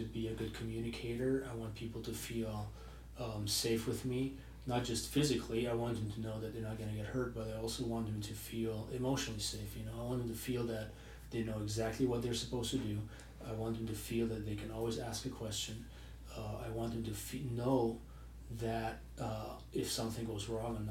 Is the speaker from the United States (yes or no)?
no; Germany; moved away; I grew up in Europe for the most part, in Germany to be specific